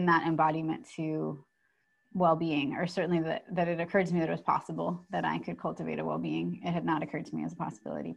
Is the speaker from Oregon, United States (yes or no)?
no; San Francisco, California, United States; moved away as an adult; also born or lived in New York; I grew up in San Francisco and then lived in New York